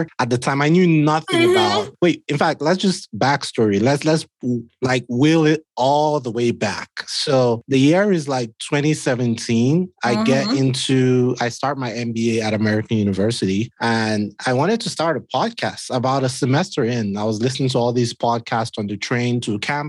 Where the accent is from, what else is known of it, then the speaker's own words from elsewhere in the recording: Nigeria; moved away; I'm Nigerian